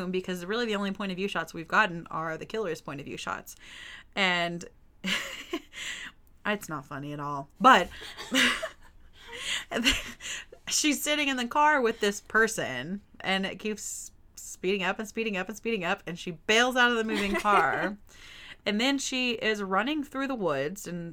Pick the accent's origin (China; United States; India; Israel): United States; Texas; I am also from Texas, and we had a pond on our land when I was growing up